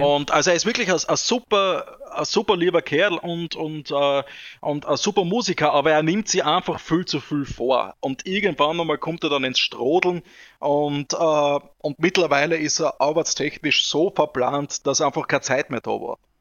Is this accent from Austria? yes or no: yes; Austria; bei uns in Österreich, in Vorrau, Vorau